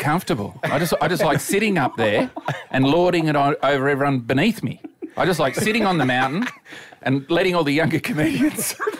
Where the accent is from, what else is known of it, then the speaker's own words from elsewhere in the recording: New South Wales, Australia; I grew up in New South Wales.